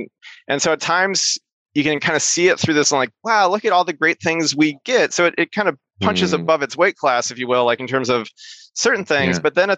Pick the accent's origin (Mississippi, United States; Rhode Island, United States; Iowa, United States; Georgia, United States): Iowa, United States; Iowa City; also born or lived in Boston / Seattle; Like I live in Iowa City, the place I was born and raised, and my kids go to the school that I went to.